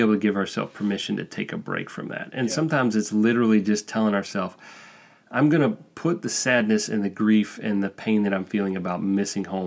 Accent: Alabama, United States; moved away as an adult; now in Spain; I'm from Alabama

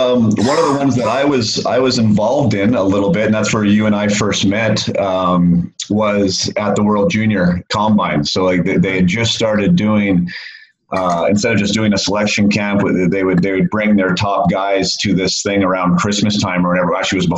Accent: Canada; Because I know being a Canadian kid, being a top junior, that is something that I think that we've all dreamed of doing

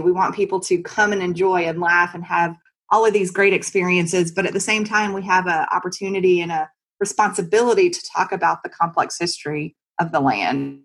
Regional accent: United States; also born or lived in Mississippi; now in North Carolina, United States; growing up in Texas and Mississippi

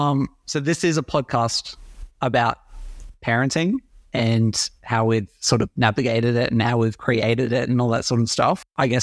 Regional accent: Brisbane, Queensland, Australia; Yeah, so I am originally from Brisbane, always been here, besides living down south.

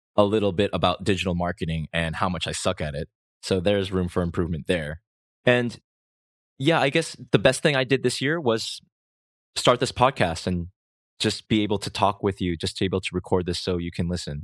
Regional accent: Rhode Island, United States; moved away as an adult; now in South Korea; my hometown in Rhode Island, U S

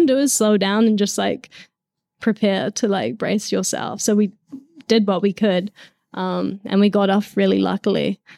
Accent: New Zealand; I grew up in New Zealand

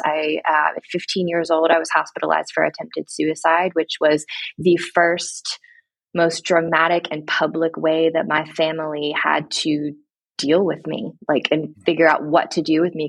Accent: Mansfield, Ohio, United States; now in Mount Vernon, United States; I grew up actually in Mansfield, Ohio, a very small town about an hour north of Columbus.

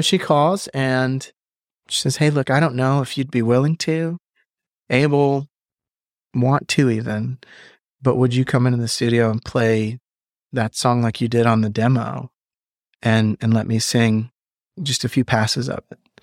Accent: Birmingham, Alabama, United States; my hometown.

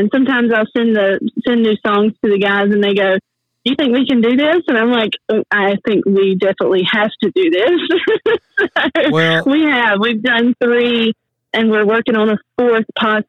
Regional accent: North Carolina, United States; born or raised there

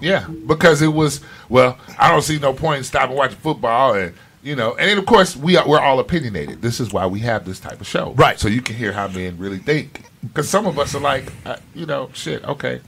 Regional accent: Chicago, Illinois, United States; moved away as an adult; now in South Florida, United States; I was born and raised in Chicago. Yes, I lived there 18 years.

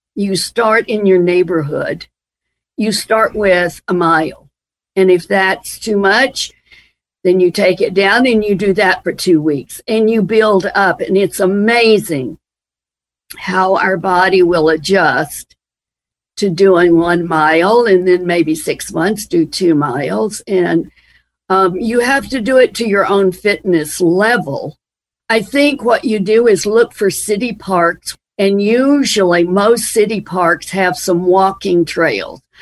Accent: Transylvania County, Western North Carolina, United States; growing up in Western North Carolina.

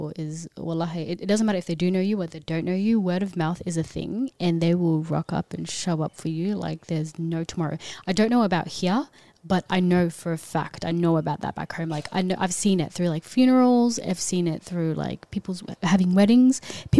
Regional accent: Ethiopia; And obviously I'm from Ethiopia, so I love you guys too.

